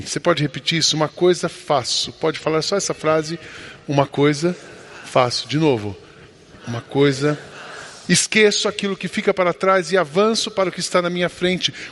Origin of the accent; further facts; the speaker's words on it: Brazil; Nós somos brasileiros